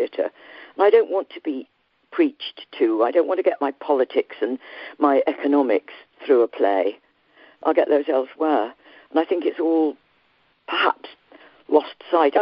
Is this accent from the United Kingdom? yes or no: yes; Yorkshire and the Humber, United Kingdom; I come from Yorkshire and was born not too far from Wuthering Heights.